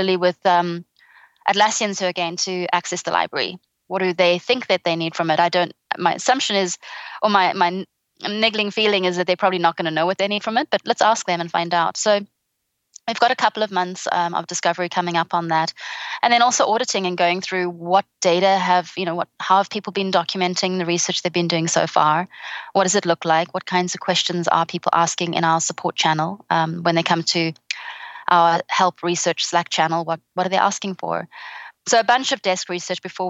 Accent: South Africa; also born or lived in England; now in Australia; the sunshine seemed like a great alternative as a South African to England, which had been my home for more than a decade.

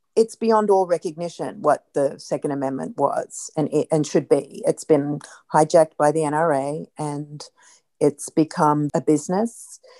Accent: Australia; moved away as an adult; now in United States; as an Australian

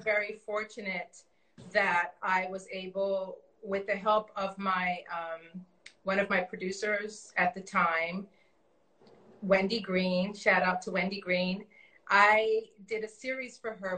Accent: Canada; also born or lived in Toronto; we grew up in Canada

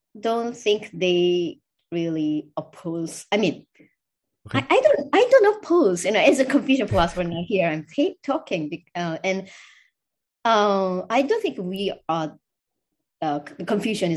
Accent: South Korea; moved away; I'm from Korea. So I'm also drawing a lot of resources from my heritage too

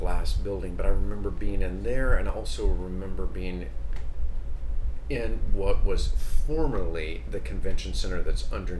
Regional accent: Maryville, Tennessee, United States; I was born and raised in Maryville, Tennessee. That's about 13 miles southeast of Knoxville.

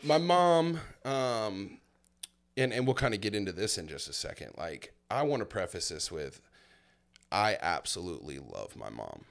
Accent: Milton, Florida, United States; also born or lived in Fort Myers, Florida; at the age of seven, I moved to a little place called Milton, Florida

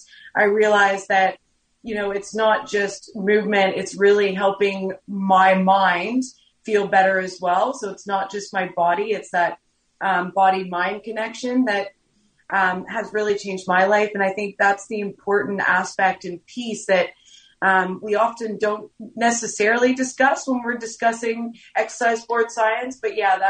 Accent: Canada; moved away as an adult; now in Australia; I am a Canadian. I moved out here to play professional basketball, ended up staying

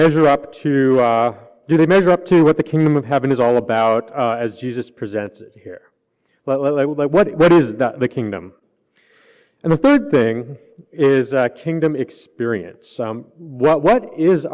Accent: Canada; moved away; I'm from Canada

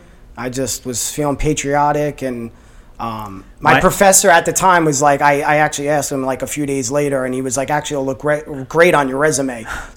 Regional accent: Freehold, New Jersey, United States; I opened my first gym in Freehold Borough, and now I'm in the township. So I'm talking about born and raised in Freehold.

